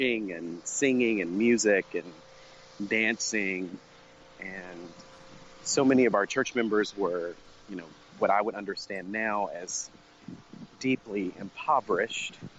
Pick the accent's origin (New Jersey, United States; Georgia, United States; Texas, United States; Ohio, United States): Texas, United States; Fort Worth; I grew up in Fort Worth, Texas, with my parents